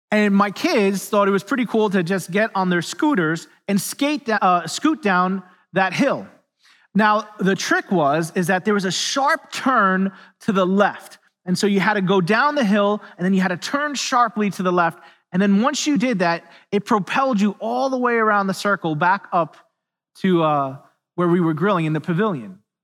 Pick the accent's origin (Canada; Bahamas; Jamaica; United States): United States; New York City, New York; moved away; I'm from New York City originally